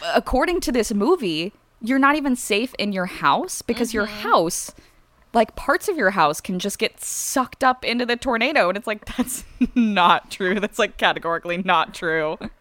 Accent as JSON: {"language": "English", "region": "Midwest", "country": "United States", "tie": "born or raised there", "said": "we grew up in the Midwest. We did not grow up in Oklahoma"}